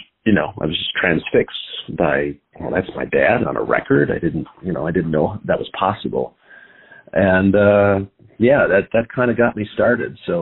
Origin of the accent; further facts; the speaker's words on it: Buffalo, New York, United States; moved away as an adult; now in Chicago, United States; I grew up in Buffalo, New York